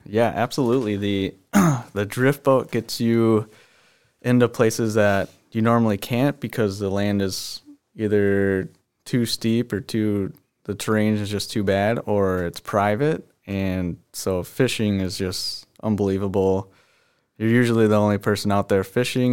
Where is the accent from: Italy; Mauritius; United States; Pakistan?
United States; Lake Minnetonka, Minnesota; we grew up on Lake Minnetonka, and that's all we did was fish and wakeboard